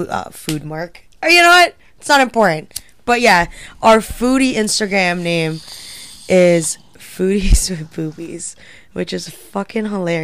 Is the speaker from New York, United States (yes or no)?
no; Connecticut, United States; we're from Connecticut.